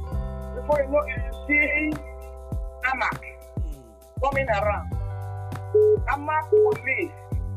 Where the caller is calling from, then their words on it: Nigeria; I'm calling from Nigeria.